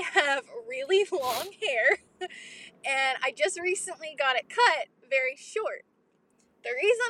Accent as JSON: {"language": "English", "region": "Kentucky", "country": "United States", "said": "I'm …. {S1} Hi, …. {S13} I'm from Kentucky, and I love your podcast."}